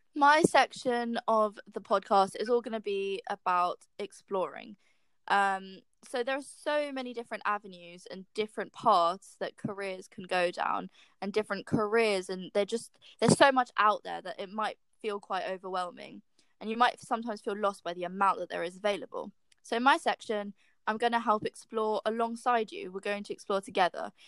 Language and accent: English; London, United Kingdom; I'm from London and I'm seven months into role as an apprentice at Microsoft